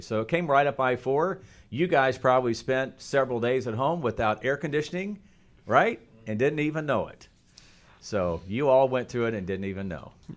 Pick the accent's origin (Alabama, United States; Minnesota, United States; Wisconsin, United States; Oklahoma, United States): Oklahoma, United States; moved away; I grew up in Oklahoma